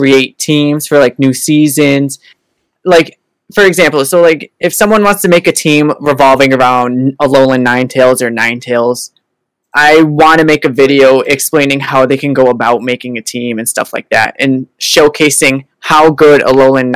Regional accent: East Coast, United States; I'm from the East Coast, USA

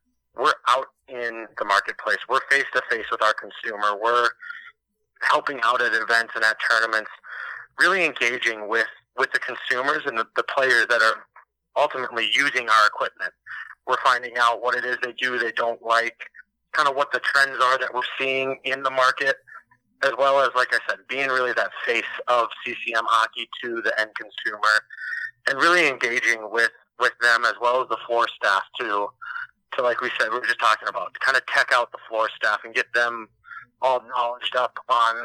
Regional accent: Minnesota, United States; moved away as an adult; also born or lived in Amherst, Massachusetts; I'm actually originally from Minnesota, grew up and played hockey there, played high school hockey

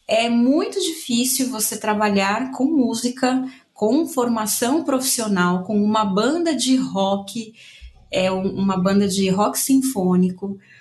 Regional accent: São Paulo, Brazil; moved away as an adult; now in Buenos Aires, Argentina; Eu também sou da Zona Leste de São Paulo

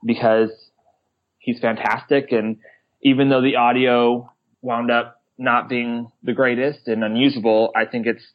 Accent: Springfield, Missouri, United States; I'm from Springfield, Missouri

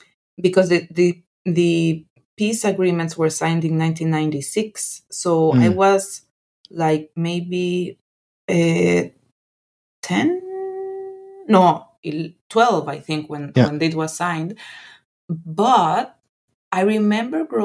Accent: Guatemala; moved away as an adult; also born or lived in Netherlands / Thailand; now in Washington DC, United States; I loved growing up in Guatemala

